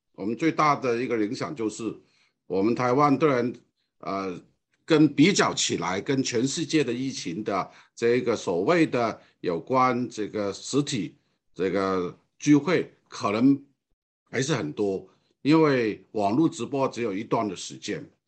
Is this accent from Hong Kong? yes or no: yes; Hong Kong; Chinese is a second language; moved away as an adult; now in Taiwan; 我讲的这个华语或者国语啊，并不是很完全的标准的原因，因为我的本身是从香港过来的，我在台湾超过五十年的时间，从我大学到现在